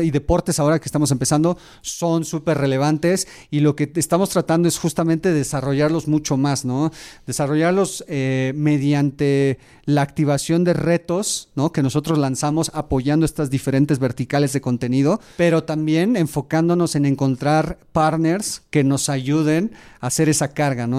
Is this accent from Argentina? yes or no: no; Mexico; soy mexicano, me encanta, tengo un orgullo por México